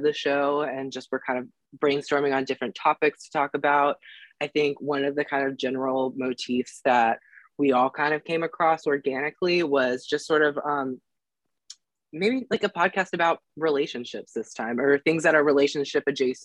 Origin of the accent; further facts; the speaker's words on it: Roanoke, Virginia, United States; moved away; also born or lived in Richmond; we're both from Roanoke